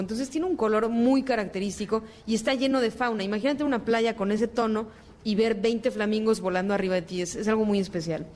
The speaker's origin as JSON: {"language": "Spanish", "region": "Mexico City", "country": "Mexico", "said": "nosotros que somos chilangos"}